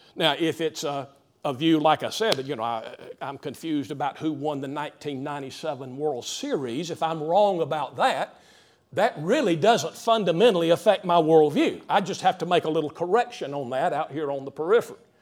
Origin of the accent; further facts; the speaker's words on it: Greenville, United States; growing up in the Greenville area